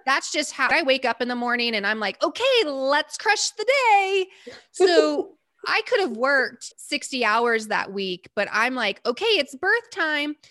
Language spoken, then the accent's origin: English; Texas, United States; And I'm from Texas, and that's my home.